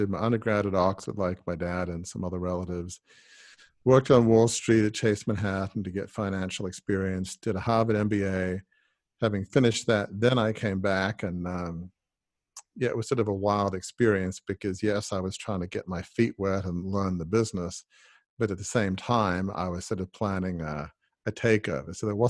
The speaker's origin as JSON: {"language": "English", "town": "Sydney", "region": "New South Wales", "country": "Australia", "tie": "born or raised there", "said": "Well, I grew up in the eastern suburbs of Sydney in Double Bay, which for those who are not from Sydney is kind of, you know, the most exclusive part of Sydney."}